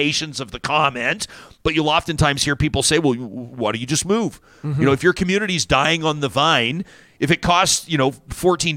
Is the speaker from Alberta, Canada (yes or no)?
yes; Calgary, Alberta, Canada; I grew up in Calgary